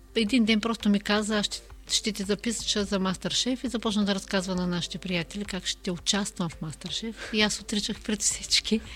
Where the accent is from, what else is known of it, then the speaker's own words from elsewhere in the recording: Nova Zagora, Sliven Province, Bulgaria; moved away; also born or lived in Burgas; аз съм родом от Нова Загора и винаги ме свързват а, с а, Бургас